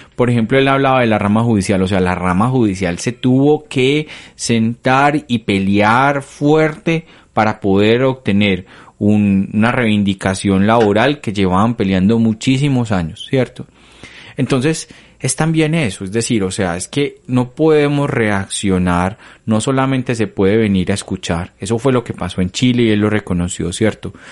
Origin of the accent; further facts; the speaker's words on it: Colombia; nosotros como colombianos